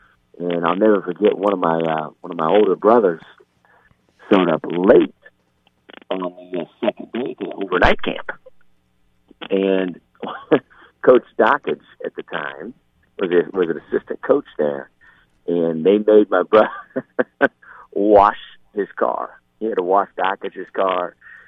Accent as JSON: {"language": "English", "region": "Indiana", "country": "United States", "tie": "born or raised there", "said": "So, we had season tickets going up to Indiana games."}